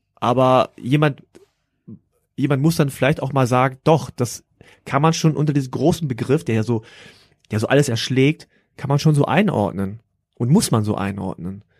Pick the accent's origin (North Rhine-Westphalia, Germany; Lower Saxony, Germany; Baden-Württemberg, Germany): Lower Saxony, Germany; Hanover; ich bin froh, dass ich in Deutschland aufgewachsen bin